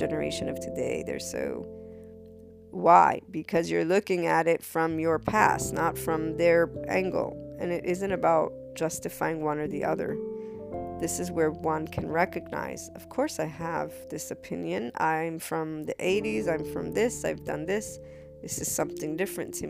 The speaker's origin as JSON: {"language": "English", "country": "United States", "said": "my mother's Neapolitan, so Naples, Italy. And as an American, being bicultural"}